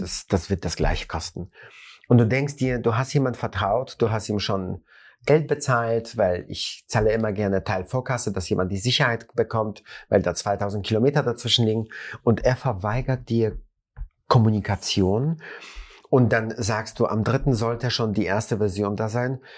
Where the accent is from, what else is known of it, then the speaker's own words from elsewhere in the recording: Germany; bei uns in Deutschland